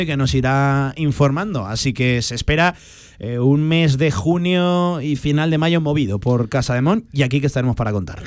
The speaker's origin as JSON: {"language": "Spanish", "town": "Teruel", "region": "Aragon", "country": "Spain", "said": "yo vengo de Teruel"}